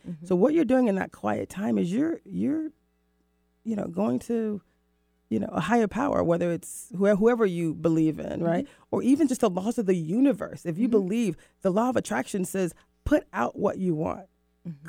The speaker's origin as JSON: {"language": "English", "region": "Florida", "country": "United States", "tie": "born or raised there", "also_born_or_lived": "Mexico / Rio de Janeiro, Brazil", "moved": "as an adult", "lives_now": "Seattle, United States", "said": "I moved from the East Coast, from Florida, mm-hmm. to Seattle, to the Pacific Northwest"}